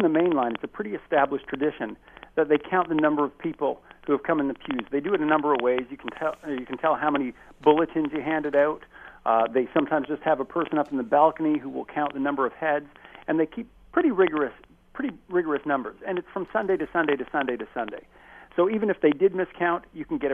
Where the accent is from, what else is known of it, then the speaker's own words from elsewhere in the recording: Chatham, Ontario, Canada; even in my own hometown, I grew up in Chatham, Ontario